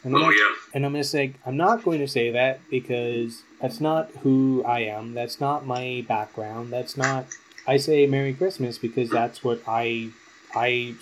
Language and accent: English; Canada; part of my upbringing as a Catholic, and to as a Canadian